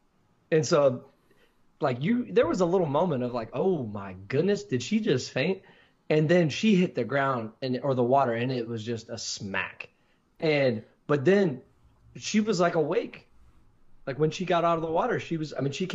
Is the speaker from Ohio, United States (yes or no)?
yes; Columbus, Ohio, United States; I'm from Columbus